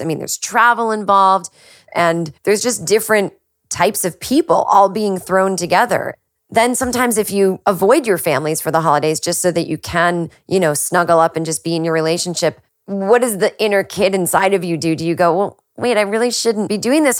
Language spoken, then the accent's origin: English; Massachusetts, United States; moved away as an adult; also born or lived in New York; now in Los Angeles, United States; I, I did go okay. back to Massachusetts